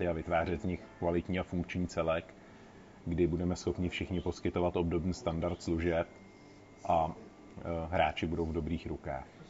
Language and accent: Czech; Plzeň, Plzeň Region, Czechia; also born or lived in Mariánské Lázně; pocházím z Plzně